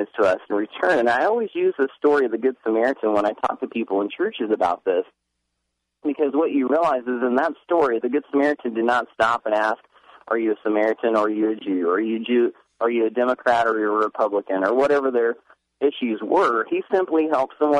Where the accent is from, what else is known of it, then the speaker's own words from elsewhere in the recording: Indiana, United States; moved away as an adult; now in Tennessee, United States; I moved back to my home state of Indiana prior to living in Tennessee